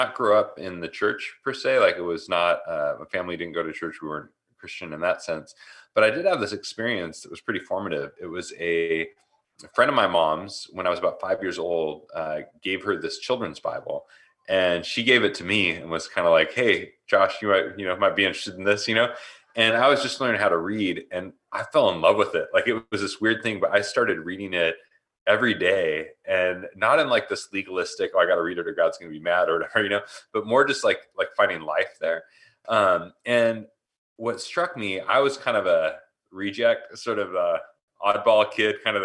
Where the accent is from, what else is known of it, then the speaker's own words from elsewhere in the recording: Portland, Oregon, United States; moved away as an adult; now in Tempe, United States; I'm originally from Portland. We moved out here, Portland, Oregon, in the Northwest. We moved out here a couple years ago and grew up in the Northwest